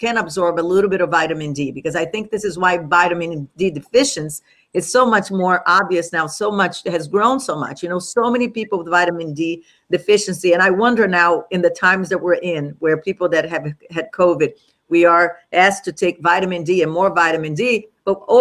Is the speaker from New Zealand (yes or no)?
no; Brazil; moved away; I grew up in Brazil